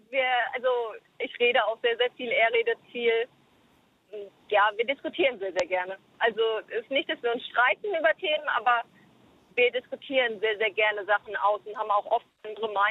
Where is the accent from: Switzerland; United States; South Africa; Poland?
South Africa; now in Germany; Also ich bin halt Südafrikanerin, das heißt, ich werde auch wieder zurück in meine Heimat nach Südafrika gehen